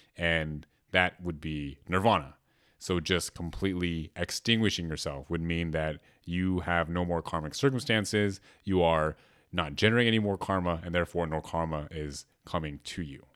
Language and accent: English; Berkeley, California, United States; growing up in Berkeley, like, we're very aware of, like, other cultures